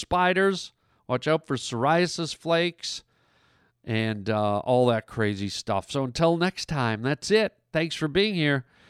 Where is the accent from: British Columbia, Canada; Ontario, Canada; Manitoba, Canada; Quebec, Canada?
British Columbia, Canada; Vancouver; My hometown